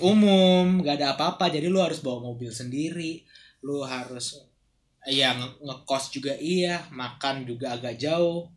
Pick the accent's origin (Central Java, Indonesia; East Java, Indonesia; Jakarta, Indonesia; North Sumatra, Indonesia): Jakarta, Indonesia; lifestyle kita anak Jakarta